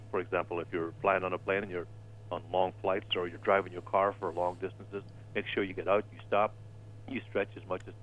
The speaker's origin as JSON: {"language": "English", "country": "Ireland", "moved": "yes", "said": "I'm from Ireland."}